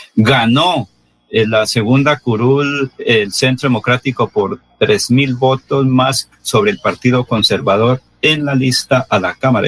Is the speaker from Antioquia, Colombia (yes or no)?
no; Barbosa, Santander, Colombia; Una es alcaldesa de mi pueblo natal